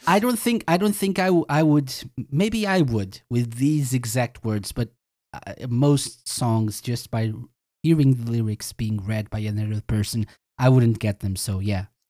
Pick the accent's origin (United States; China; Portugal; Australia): Portugal; I'm from Portugal